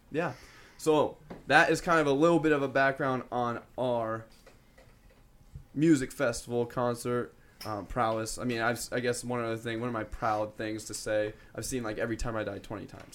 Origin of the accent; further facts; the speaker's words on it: Des Moines, Iowa, United States; we're from Des Moines, Iowa